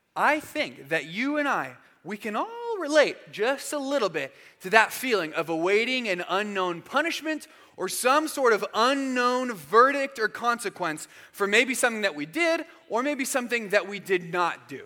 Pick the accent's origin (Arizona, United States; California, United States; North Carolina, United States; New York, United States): Arizona, United States; moved away as an adult; also born or lived in Georgia; when I was a freshman in college, I moved from Arizona to Georgia. And so I went from knowing a ton of people where I grew up in Arizona